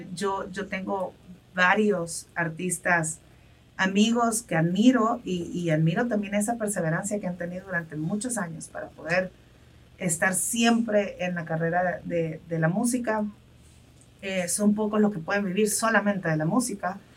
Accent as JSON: {"language": "Spanish", "country": "El Salvador", "said": "como salvadoreños"}